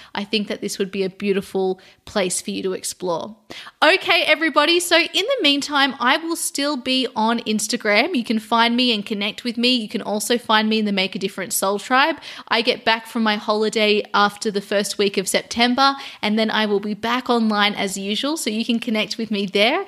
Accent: Sydney, New South Wales, Australia; now in London, United Kingdom; I am moving from London to Sydney, Australia. So I'm going back to my hometown

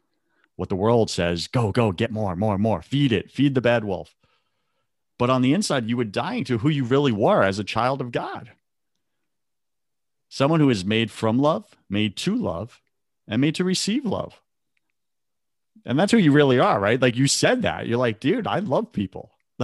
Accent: New York, United States; First off, you're a New Yorker. I'm a New Yorker, right? We got thick skin, right?

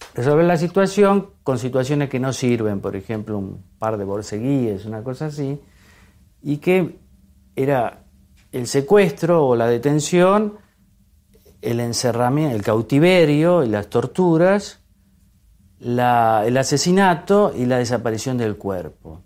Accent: Argentina; como muchos argentinos

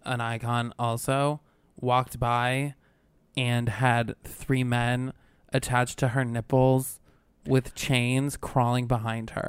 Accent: Albany, New York, United States; moved away; I'm from upstate, from Albany

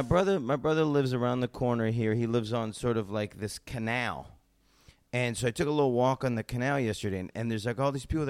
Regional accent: United States; I'm an American.

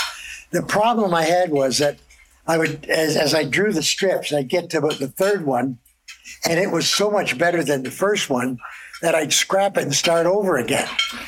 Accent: Toronto, Ontario, Canada; Scarborough. Well, I was born in St. Mike's, lived in Toronto for a year, and then moved to Scarborough. My dad was an Italian immigrant and opened a grocery store. And that's where I grew up.

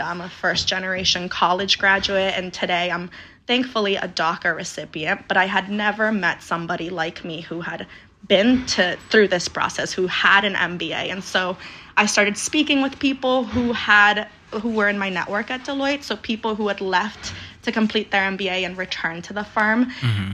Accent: Denver, Colorado, United States; moved away as an adult; also born or lived in Aguascalientes, Mexico; now in New York City, United States; So I was born in Aguascalientes, Mexico, raised in Denver, Colorado, and have been out in New York City for, for the past seven years.

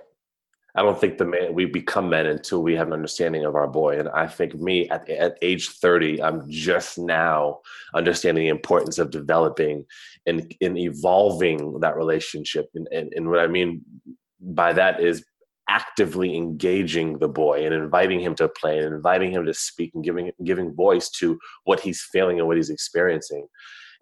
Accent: East Coast, United States; moved away; So I grew up on the East Coast. I'm an East Coast cat.

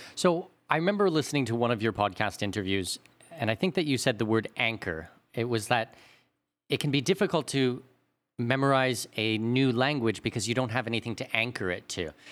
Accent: Canada; we're both Canadian.

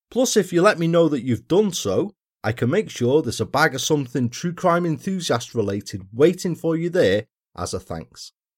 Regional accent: Wales, United Kingdom; my home country, down to South Wales

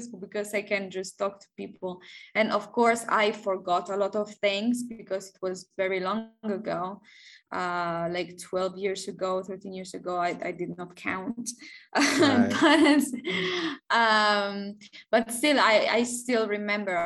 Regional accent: Barletta, Apulia, Italy; English is a second language; moved away as an adult; also born or lived in Netherlands; now in Mexico; I'm from there and I grew up there. I lived there for 22 years, well, almost 23

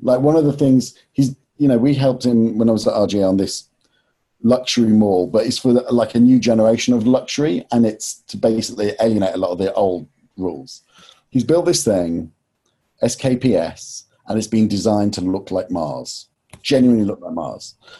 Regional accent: Nottingham, East Midlands, United Kingdom; moved away; also born or lived in London; I was from Nottingham and didn't go to university

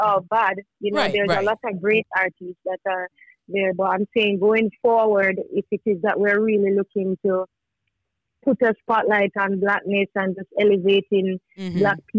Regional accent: Manchester, Jamaica; I'm from Manchester.

